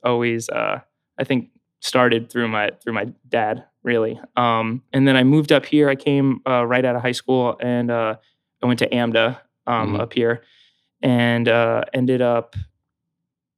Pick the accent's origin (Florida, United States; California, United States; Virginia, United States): Florida, United States; Spring Hill; now in New York, United States; I grew up in Spring Hill, Florida